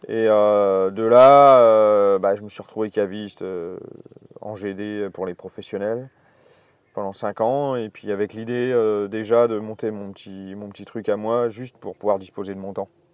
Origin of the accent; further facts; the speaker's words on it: Alsace, Grand Est, France; moved away as an adult; now in Burgundy, France; je suis né en Alsace. Et je suis arrivé ici vers 20 ans et, puis j'en suis jamais reparti